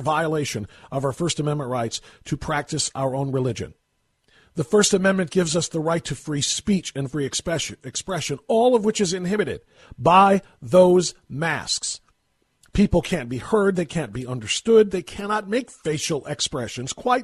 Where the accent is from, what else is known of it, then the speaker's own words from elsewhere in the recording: Ohio, United States; my home state of Ohio